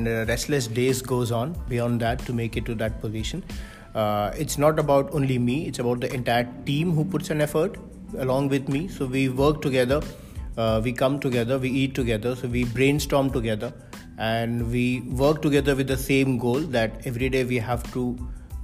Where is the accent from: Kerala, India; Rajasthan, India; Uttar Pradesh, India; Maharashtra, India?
Uttar Pradesh, India; Varanasi; moved away as an adult; also born or lived in Kolkata, India / United States / Oman / Dubai, United Arab Emirates; now in Brisbane, Australia; I am from India